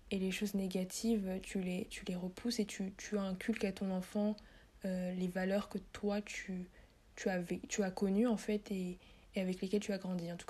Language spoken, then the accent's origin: French; Central African Republic; à chaque fois que tu demandes à un Centrafricain d'où tu viens et que tu réponds donc je viens de la Centrafrique